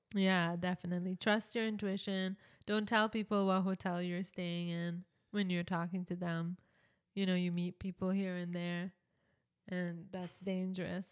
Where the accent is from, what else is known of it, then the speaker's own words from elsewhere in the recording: Canada; we're from Canada